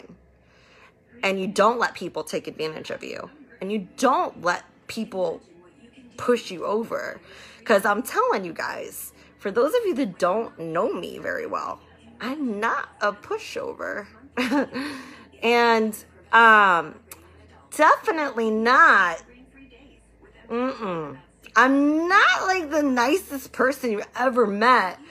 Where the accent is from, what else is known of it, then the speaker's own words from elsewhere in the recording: Tampa, Florida, United States; I grew up in Tampa. I know all of Tampa